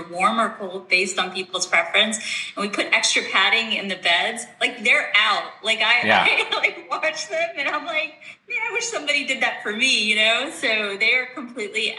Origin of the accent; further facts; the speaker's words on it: East Coast, United States; moved away as an adult; I'm originally from the East Coast, came back home.